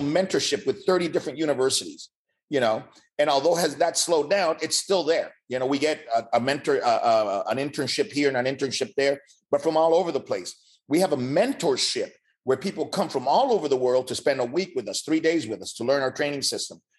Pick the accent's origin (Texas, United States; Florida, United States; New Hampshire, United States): Florida, United States; Miami; also born or lived in Cuba / California; I grew up in Miami. I, I came from Cuba, spent two years in California. I arrived in Miami in 69